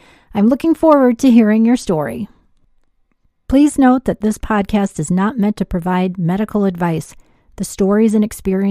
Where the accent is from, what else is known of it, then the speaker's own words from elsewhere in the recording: Chicago, Illinois, United States; I'm from Chicago, and I have a long career in healthcare